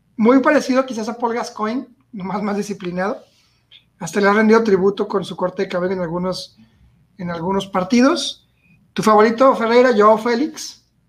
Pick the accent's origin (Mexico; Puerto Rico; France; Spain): Mexico; como mexicano, como chivermano